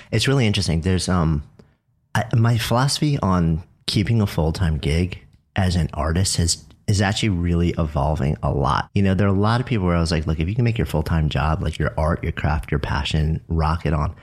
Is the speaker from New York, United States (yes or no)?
yes; New York, United States; I'm a New Yorker